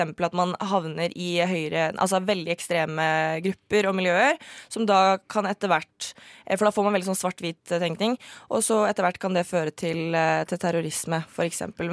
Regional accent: Norway; norsk muslim. Jeg er jo halvt norsk, eh, halvt marokkaner

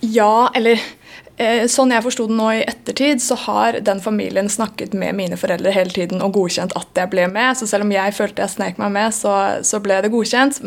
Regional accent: Sandefjord, Vestfold, Norway; now in Bergen, Norway; jeg flytta fra Sandefjord

